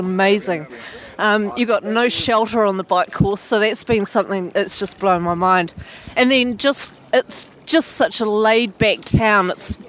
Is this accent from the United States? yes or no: no; Christchurch, Canterbury, New Zealand; meeting people back from my hometown in Christchurch